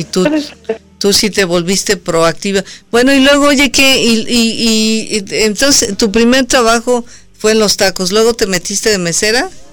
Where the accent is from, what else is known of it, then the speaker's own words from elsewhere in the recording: Mexico; yo soy mexicana